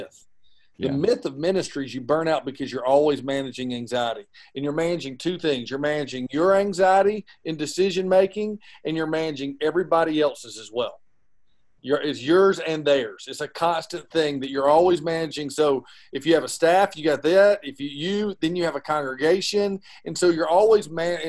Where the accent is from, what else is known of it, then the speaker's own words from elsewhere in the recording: Georgia, United States; we're from Georgia.